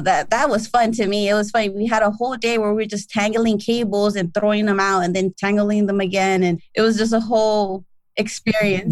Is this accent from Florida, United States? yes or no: no; Los Angeles, California, United States; also born or lived in Chatsworth, Los Angeles; I grew up in South Central LA.